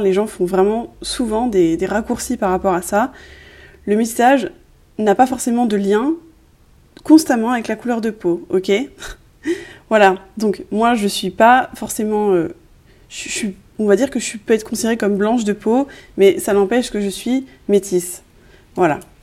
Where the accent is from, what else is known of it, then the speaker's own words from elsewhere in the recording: France; je suis née en France